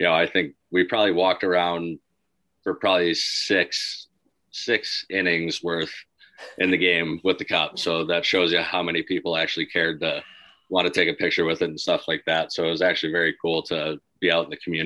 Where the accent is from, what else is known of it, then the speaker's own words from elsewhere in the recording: Michigan, United States; We're both from Michigan, grew up playing roller hockey together